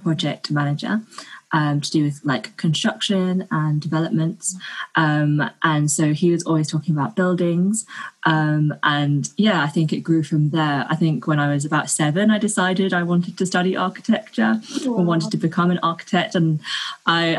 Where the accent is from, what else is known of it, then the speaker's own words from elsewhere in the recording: London, United Kingdom; also born or lived in Singapore; I was born in Singapore. I grew up in and around London with Malaysian Chinese parents